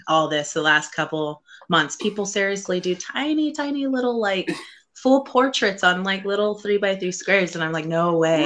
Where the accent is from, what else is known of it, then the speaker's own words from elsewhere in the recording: Central California, United States; moved away as an adult; I was born and raised in Central California for 22 years